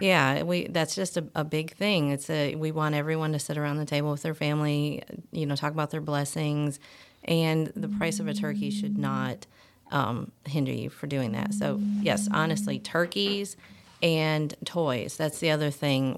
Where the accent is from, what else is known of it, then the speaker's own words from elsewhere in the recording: Michigan, United States; moved away as an adult; I'm actually, uh, from Michigan